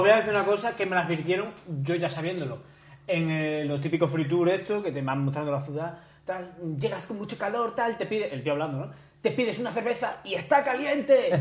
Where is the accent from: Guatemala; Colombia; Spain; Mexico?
Spain; Extremadura; moved away; also born or lived in Madrid; yo soy extremeño